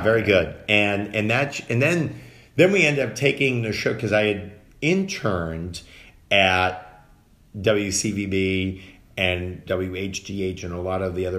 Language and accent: English; Dedham, Massachusetts, United States; I grew up in Dedham, Massachusetts